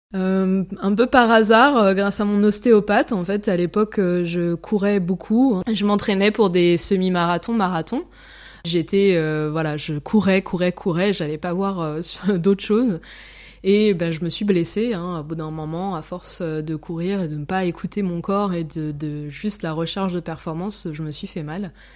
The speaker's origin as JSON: {"language": "French", "country": "France", "moved": "as an adult", "lives_now": "Zurich, Switzerland", "said": "je suis française"}